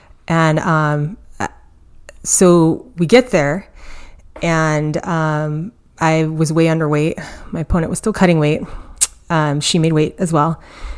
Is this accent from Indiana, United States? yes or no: no; Kauai, Hawaii, United States; So I grew up in Hawaii, and I'm going to be biased and say it's the prettiest island, but I grew up on the island of Kauai. And I'm going to say I grew up country because it's for sure country where I grew up.